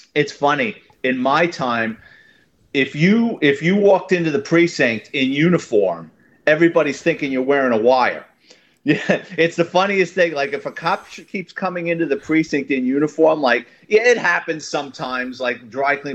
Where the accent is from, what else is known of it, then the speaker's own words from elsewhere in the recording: New York City, New York, United States; born and raised in New York City in the Bronx.